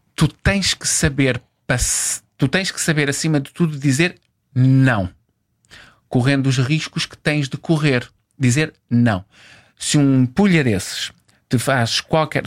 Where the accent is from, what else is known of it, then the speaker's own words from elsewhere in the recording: Angola; Eu nasci em Angola